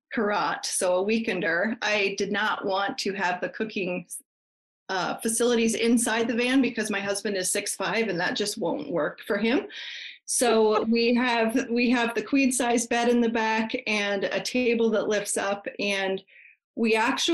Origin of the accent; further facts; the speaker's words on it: Colorado, United States; moved away as an adult; also born or lived in Canada; I grew up in Colorado, and when I turned 18, I moved to Canada.